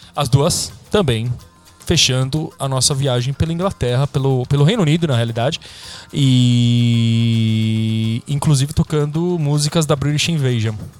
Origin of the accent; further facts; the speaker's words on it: São Paulo, Brazil; a gente é do mesmo bairro, né, aqui da Zona Leste de São Paulo